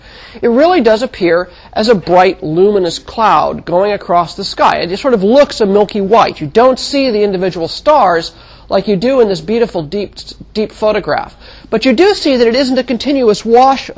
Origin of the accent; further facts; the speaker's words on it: Mojave Desert, California, United States; When I was a child, I grew up in the Mojave Desert of California